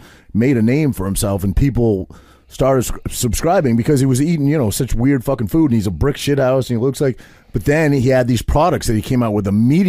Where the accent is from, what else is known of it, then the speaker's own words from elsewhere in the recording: United States; I'm American.